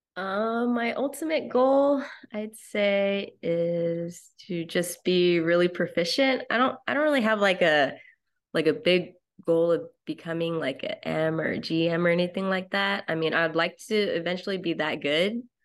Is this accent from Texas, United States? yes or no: yes; Dallas, Texas, United States; I am from Dallas, Texas.